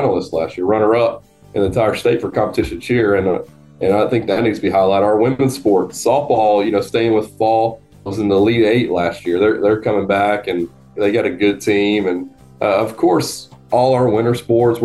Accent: North Georgia, United States; born or raised there

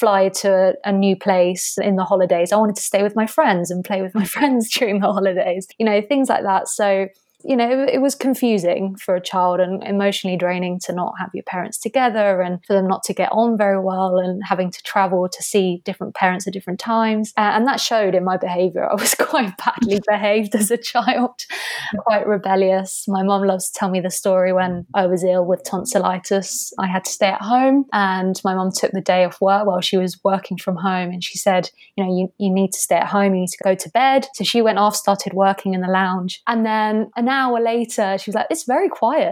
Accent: Albir, Valencian Community, Spain; also born or lived in Canary Islands; I grew up in southeastern Spain in a little village called Albir. It's about a 45-minute drive from Alicante in Spain.

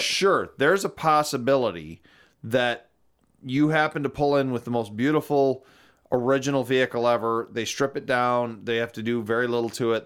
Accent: Algonac, Michigan, United States; growing up in Algonac, Michigan

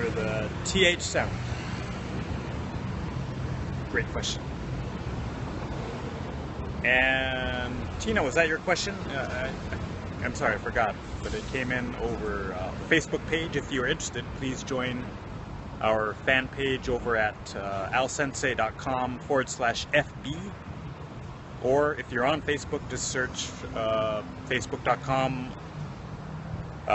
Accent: Minneapolis, Minnesota, United States; now in Japan; I'm from Minnesota originally. Minneapolis, Minnesota in the States.

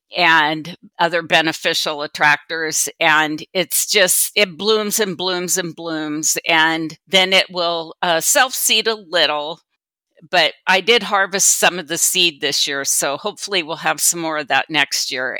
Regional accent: Sumner, Washington, United States; also born or lived in Kittitas County, Washington; I was born and raised in Sumner, Washington, and transplanted to Kittitas County twenty-three years ago

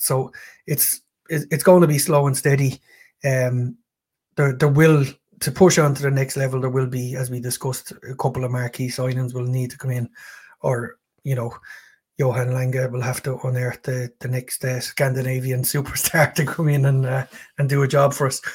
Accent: Ireland; being being an Irishman

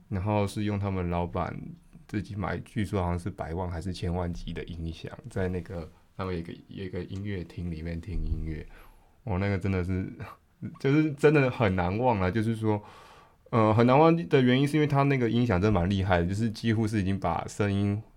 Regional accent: Taiwan; 对于我们台湾人来说

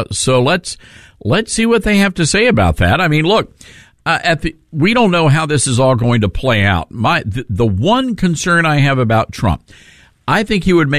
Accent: Southaven, Mississippi, United States; also born or lived in Memphis, Tennessee; I was born in Memphis and grew up right across the state line in South Haven, Mississippi.

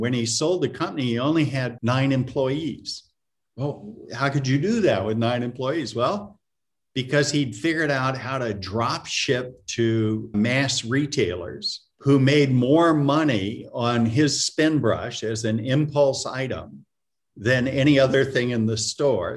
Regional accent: Florida, United States; moved away as an adult; also born or lived in Massachusetts; I grew up in Florida.

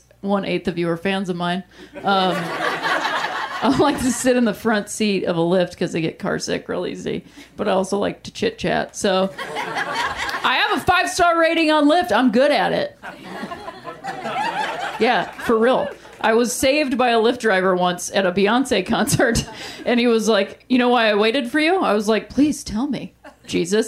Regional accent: Ohio, United States; I'm from Ohio

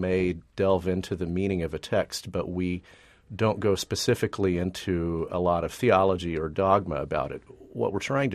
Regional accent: Texas, United States; moved away as an adult; now in New York area, United States; I grew up in Texas in the evangelical tradition

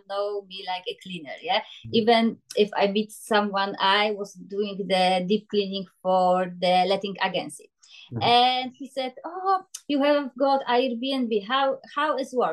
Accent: Poland; English is a second language; moved away as an adult; now in Glasgow, United Kingdom; I am from Poland. I come to Scotland in 2006 just for 1 year. I finished my university.

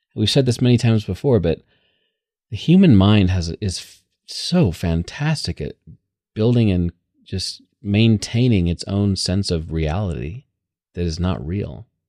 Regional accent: United States; I'm super American

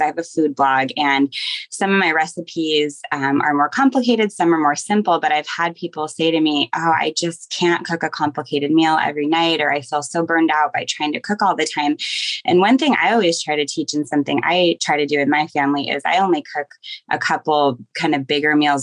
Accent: Seattle, Washington, United States; now in Portland, United States; I grew up in Seattle

